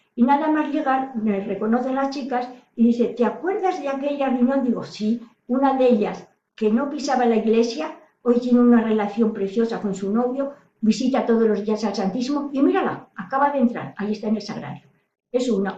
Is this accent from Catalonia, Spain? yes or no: no; Salamanca, Castile and León, Spain; now in Toledo, Spain; soy de Salamanca, ahora vivo en Toledo